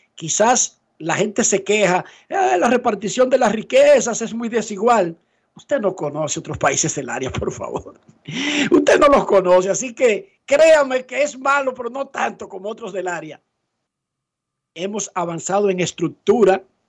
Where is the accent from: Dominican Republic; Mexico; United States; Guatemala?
Dominican Republic; Santo Domingo Oeste, Distrito Nacional; Yo soy de Buenos Aires